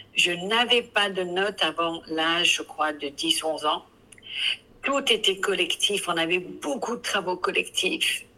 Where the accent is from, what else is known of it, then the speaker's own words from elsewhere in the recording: England, United Kingdom; accent: English; French is a second language; now in France; je suis anglaise